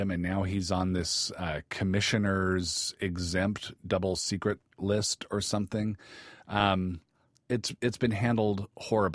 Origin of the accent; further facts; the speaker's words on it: Seattle, Washington, United States; now in Minnesota, United States; I grew up in the Seattle area.